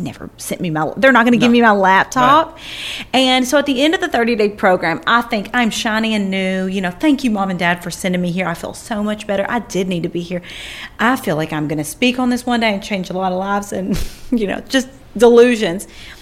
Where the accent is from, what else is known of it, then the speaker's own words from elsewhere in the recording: Kentucky, United States; it was in my hometown in Kentucky